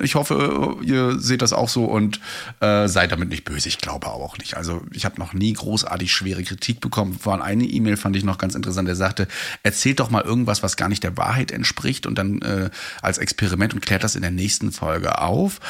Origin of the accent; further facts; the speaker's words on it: Mecklenburg-Vorpommern, Germany; bei uns in MV